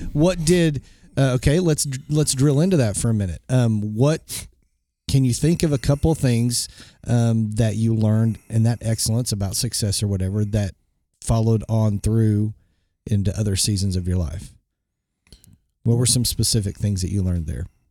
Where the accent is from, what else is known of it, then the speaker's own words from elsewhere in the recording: Bartlesville, Oklahoma, United States; when I grew up in Bartlesville, Oklahoma I was the token white kid